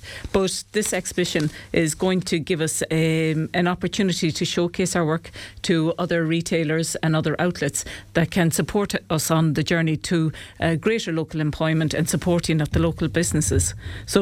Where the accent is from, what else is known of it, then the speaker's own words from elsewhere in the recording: Sligo, Connacht, Ireland; now in County Clare, Ireland; So I was born in Sligo, but I've lived here in Clare for the last 30 years.